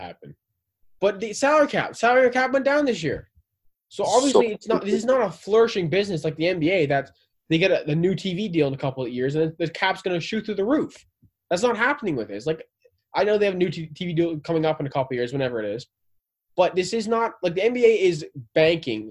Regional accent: Southern Ontario, Canada; we're from Southern Ontario

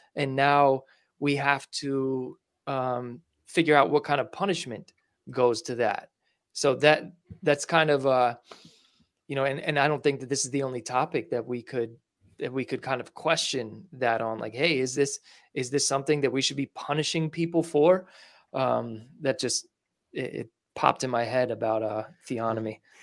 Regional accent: New York, United States; I'm from New York

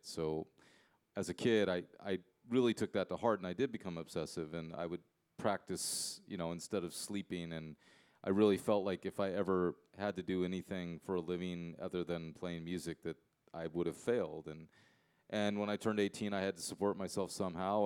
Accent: United States; I'm I'm American. I'm an English speaker

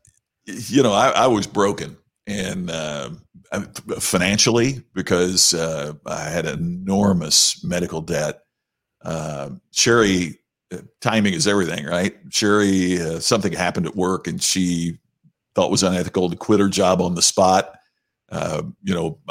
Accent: Southern Indiana, United States; Growing up in Southern Indiana at that time was a pretty amazing thing

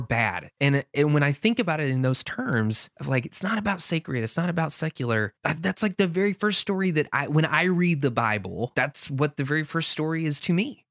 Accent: the South, United States; growing up in the South

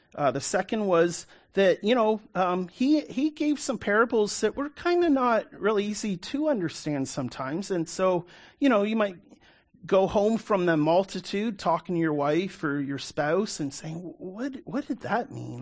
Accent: Canada; I'm a Canadian, born and raised

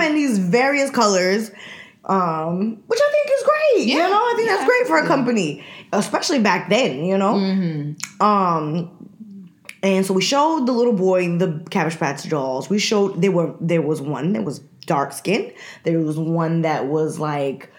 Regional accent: Jamaica; moved away; we're from the West Indies, but even going back to Jamaica

